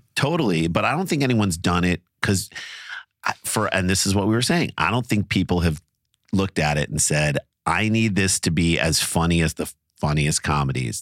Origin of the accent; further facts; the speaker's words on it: St. Louis, Missouri, United States; moved away; we're from St. Louis.